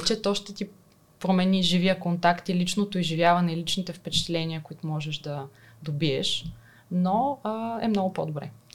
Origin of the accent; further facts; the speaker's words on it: Burgas, Burgas Province, Bulgaria; аз съм от Бургас, завършила съм математическата